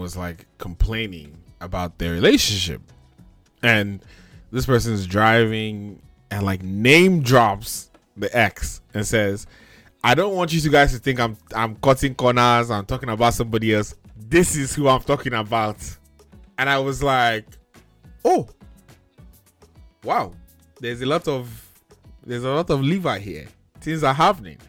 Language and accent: English; Sacramento, California, United States; I'm American, for example. Like, I'm American. Like, I was born in Sacramento.